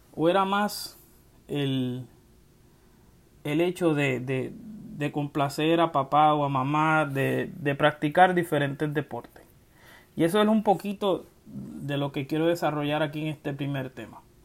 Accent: Ponce, Puerto Rico; moved away as an adult; now in Central Florida, United States; soy del pueblo de Ponce, resido en la Florida Central desde el año 2004

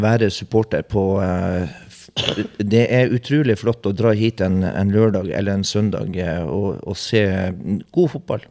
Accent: Bodø, Nordland, Norway; moved away; jeg kommer fra Bodø

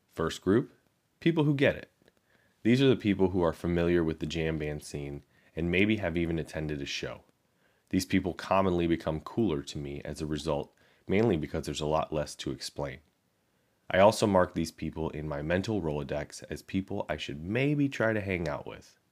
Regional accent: Chicago, Illinois, United States; I grew up in Chicago, which to me felt like the classic rock capital of the world

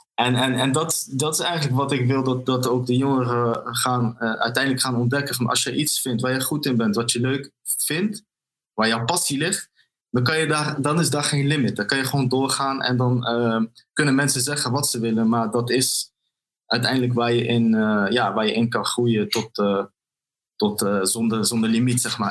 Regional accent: Arnhem, Gelderland, Netherlands; toen ik opgroeide in Arnhem, in een wijk genaamd Malburgen.

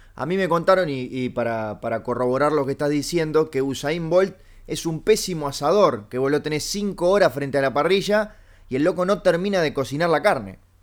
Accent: Uruguay; soy uruguayo

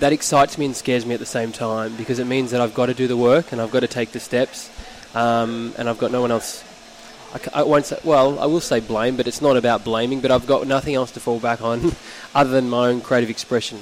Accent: Phillip Island, Victoria, Australia; born and raised on Phillip Island in Victoria, which is where we are right now

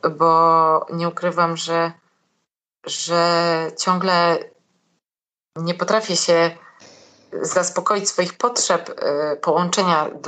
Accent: Katowice, Silesian Voivodeship, Poland; Ja jestem z Katowic.

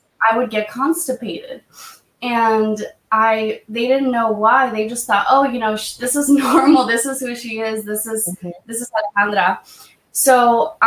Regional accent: Half Moon Bay, California, United States; born or raised there; also born or lived in Mexico

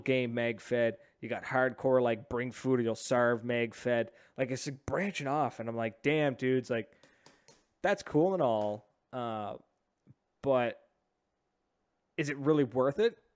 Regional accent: Oromocto, New Brunswick, Canada; growing up in Ormucto

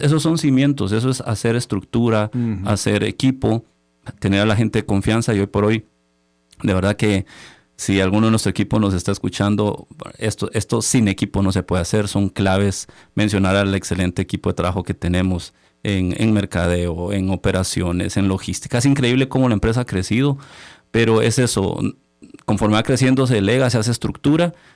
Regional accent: Chiquimula, Guatemala; moved away as an adult; also born or lived in Guatemala City; somos del interior del país, venimos de Chiquimula

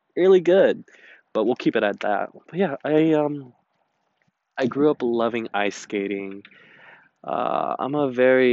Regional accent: United States; I'm Asian American, but I am also Chinese and Filipino.

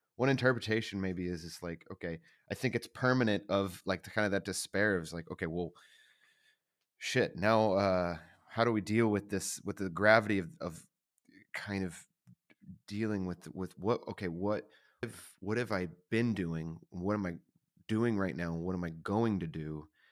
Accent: the South, United States; I grew up in the South. It was very, it was a very religious place

